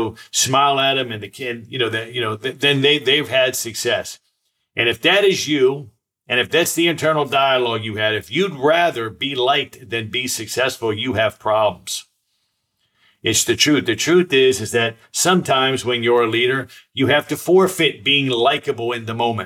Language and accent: English; Silver Spring, Maryland, United States; when I was a boy, I grew up right outside Washington, D.C., and I went to the Silver Spring Boys Club where I grew up